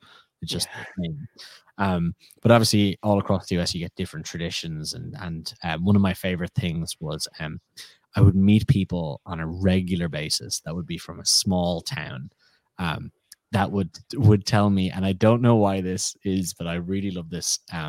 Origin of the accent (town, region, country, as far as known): Ireland; moved away as an adult; now in United States